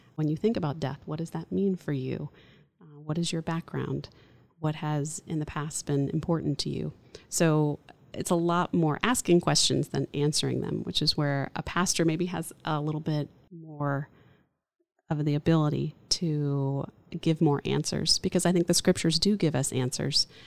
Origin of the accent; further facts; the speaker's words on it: Orlando, Florida, United States; I grew up in Orlando, so I'm a third generation native